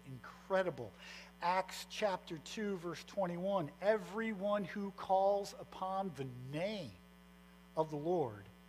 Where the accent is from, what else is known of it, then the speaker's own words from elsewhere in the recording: Fond du Lac, Wisconsin, United States; also born or lived in Sheboygan County; I was born in Fond du Lac, and my whole family is actually from Sheboygan County